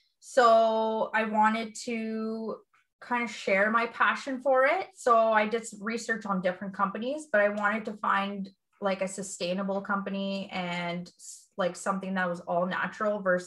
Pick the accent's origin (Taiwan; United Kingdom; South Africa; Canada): Canada; Listowel, Ontario; also born or lived in Atwood; I was born and raised in Listowel, and I currently live in Atwood.